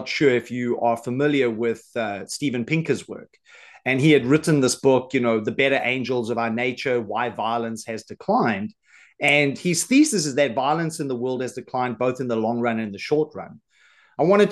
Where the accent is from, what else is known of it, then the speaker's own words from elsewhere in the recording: South Africa; now in Isle of Man; I'm originally from South Africa. So, I live on the Isle of Man now